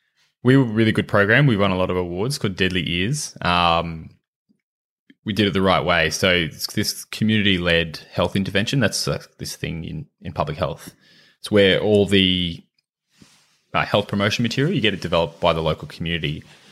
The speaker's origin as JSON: {"language": "English", "town": "Dubbo", "region": "New South Wales", "country": "Australia", "tie": "born or raised there", "said": "I grew up in country in New South Wales, in Dubbo."}